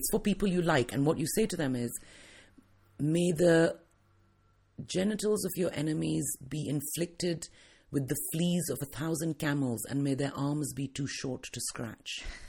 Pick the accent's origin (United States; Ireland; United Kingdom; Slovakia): United Kingdom; England; also born or lived in India; Because I grew up in England as a child and then I went back to India with my mother once my parents got divorced. So I spent a lot of my childhood there and then I came back to the UK when I was older.